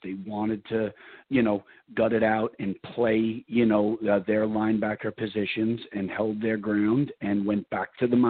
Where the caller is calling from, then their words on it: New York City, New York, United States; the GM of the Louisiana Revolution, calling from New York City.